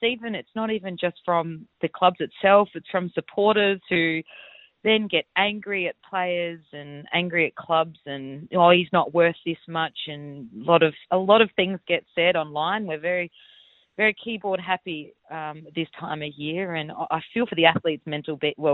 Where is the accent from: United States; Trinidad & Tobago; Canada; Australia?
Australia; Adelaide, South Australia; I'm from Adelaide